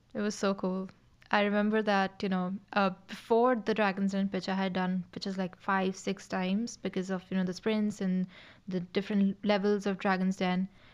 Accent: Mumbai, Maharashtra, India; moved away as an adult; now in Dublin, Ireland; I'm from India, specifically Mumbai in India

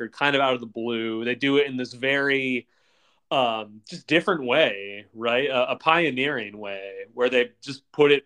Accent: United States; as an American

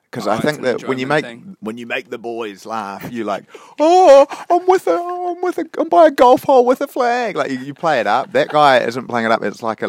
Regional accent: New Zealand; moved away as an adult; now in Australia; I'm a Kiwi

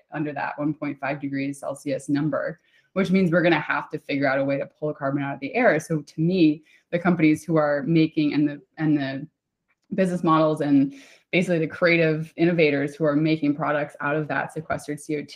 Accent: United States; I'm American

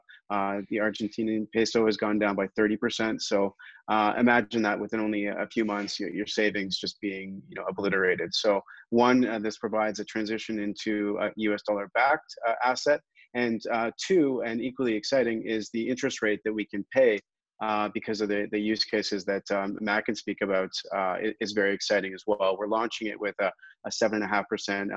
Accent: Canada; as a Canadian

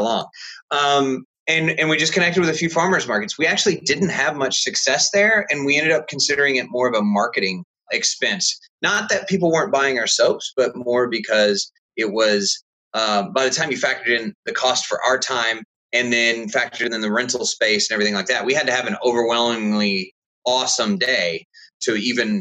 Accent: Texas, United States; now in Indiana, United States; we're originally from Texas, and my whole family's been there for generations and generations

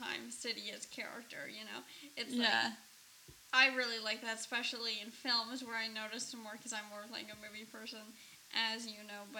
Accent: Ontario, Canada; growing up in Canada

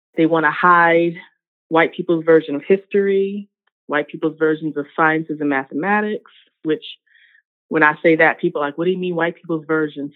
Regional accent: Richmond, Virginia, United States; born or raised there; also born or lived in North Carolina

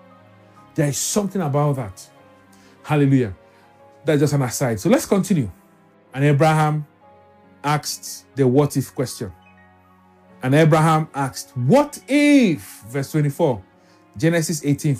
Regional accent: Lagos, Nigeria; Growing up in Lagos

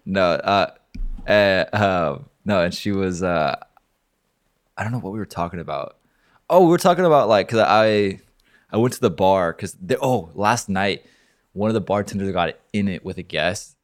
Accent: Oregon, United States; now in Miami, United States; I'm not from Florida, I'm from Oregon

